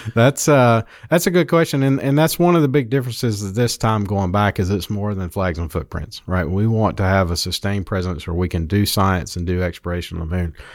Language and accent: English; small town South Carolina, United States; I grew up in small town South Carolina, small, small town called Charral